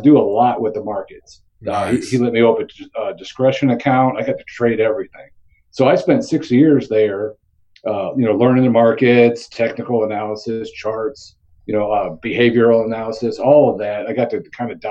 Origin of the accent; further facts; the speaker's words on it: Indiana, United States; I grew up right outside of Chicago on the Indiana side